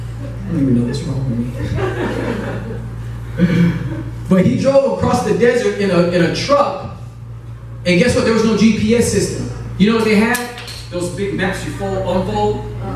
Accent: Chicago, Illinois, United States; moved away; I'm originally from Chicago, South Side, represent. I'm scared. And so my dad drove our family in a U-Haul truck from Chicago to California.

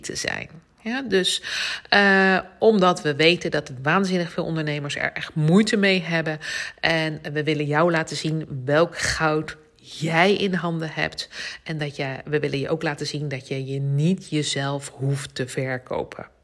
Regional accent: The Hague, South Holland, Netherlands; accent: Haags; mijn Haagse accent

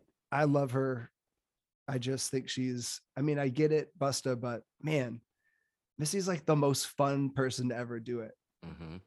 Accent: Chicago, Illinois, United States; as a Chicagoan

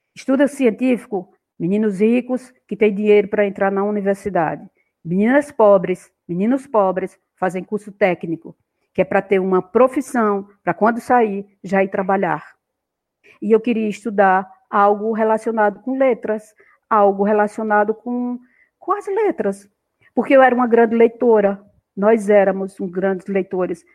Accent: Gravatá do Ibiapina, Pernambuco, Brazil; eu nasci num lugar, numa vila do interior de Pernambuco, no sopé, na base da Serra de Itaquaritinga do Norte, de Itaquá, e chama-se Gravatá, Gravatá

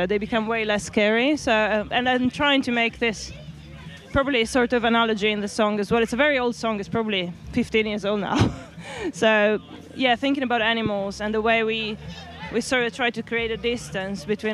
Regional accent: Italy; moved away; We grew up together in Italy

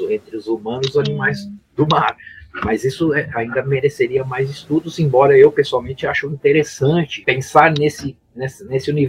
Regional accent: Santos, São Paulo, Brazil; Eu fui criado aqui em Santos desde moleque. Eu saí daqui para morar fora só duas vezes. Estou aqui de novo. Eu era garoto aqui na, na, na Baía de Santos.

